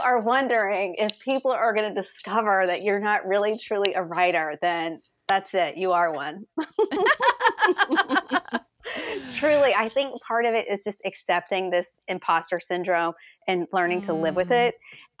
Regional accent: the South, United States; born there; My family is originally from New England, but I was born in the South, and I lived all over the place.

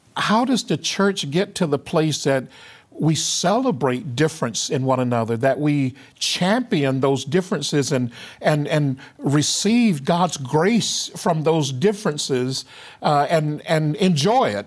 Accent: the Jim Crow South, United States; I grew up in the Jim Crow South

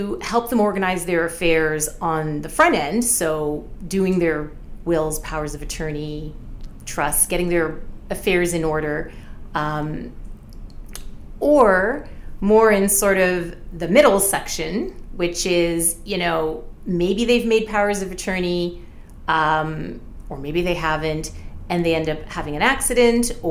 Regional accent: Windsor, Ontario, Canada; also born or lived in Ottawa; I was born in Ottawa, actually, but my family left there when I was six and I grew up in Windsor

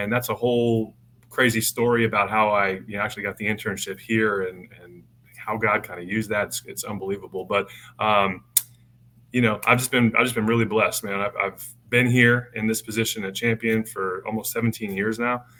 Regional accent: Denver, Colorado, United States; moved away; I'm from Denver, Colorado originally.

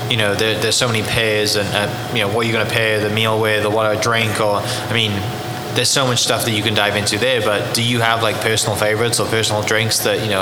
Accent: England, United Kingdom; now in Oklahoma City, United States; me growing up in the UK, you know, you're eating with family, right?

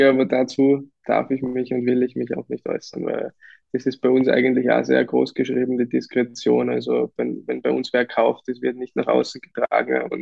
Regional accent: Lower Austria, Austria; also born or lived in Vienna; now in Kitzbühel, Austria; Also wir sind selber auch hierher gezogen, wir kommen ursprünglich aus Niederösterreich, Wien und mhm. wir haben da sofort Anschluss gefunden.

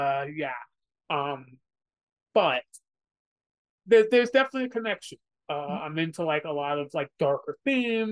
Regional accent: New York, United States; I'm from New York, so the Yankees are sort of like the big team.

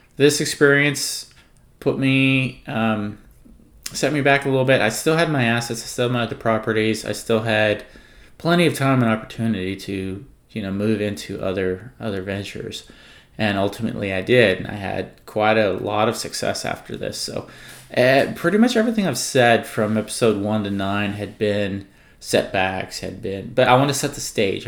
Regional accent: California, United States; I was born and raised in California

